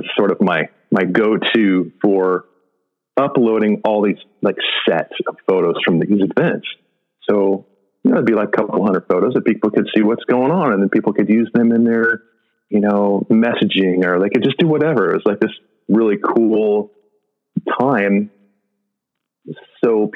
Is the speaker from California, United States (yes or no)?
yes; San Diego, California, United States; I grew up in San Diego